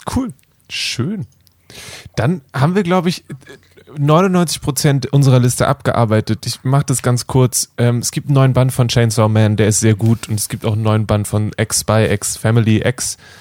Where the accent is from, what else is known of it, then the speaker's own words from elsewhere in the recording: Germany; als Deutsche